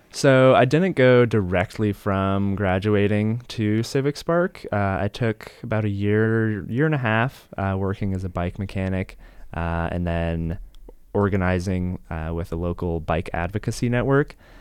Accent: Colorado Springs, Colorado, United States; moved away as an adult; now in California, United States; I grew up in Colorado Springs, Colorado

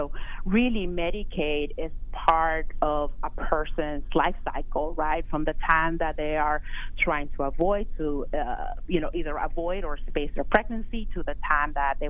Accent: California, United States; my home state of California

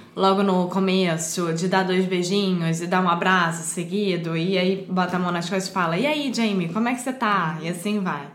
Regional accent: Rio de Janeiro, Brazil; Eu sou brasileira, carioca do Rio de Janeiro.

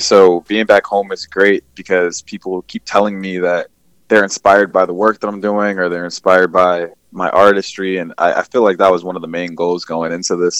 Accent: Bowie, Maryland, United States; also born or lived in Philadelphia / Los Angeles; I'm from Bowie, Maryland. Uh, born and raised there.

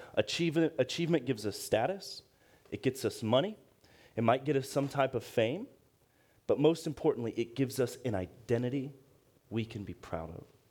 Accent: Akron, Ohio, United States; I'm from Akron, Ohio, same hometown as LeBron

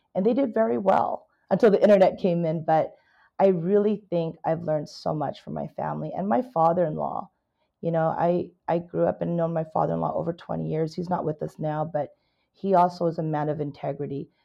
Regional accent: California, United States; also born or lived in Canada; I am a Canadian immigrant, Chinese Canadian immigrant, came to America when I was nine years old. Basically, a California girl

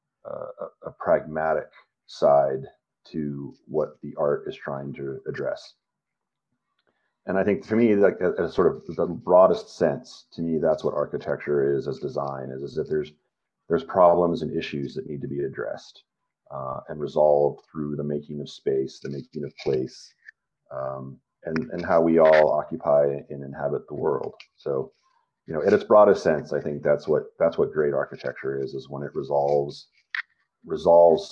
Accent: Montrose, Colorado, United States; also born or lived in Blue Mesa Reservoir, Colorado; I grew up in Western Colorado, and then moved around a lot. But we grew up on Blue Mesa Reservoir, which was the vast majority of my formative years until high school, were in Montrose, and then I went to high school in Montrose

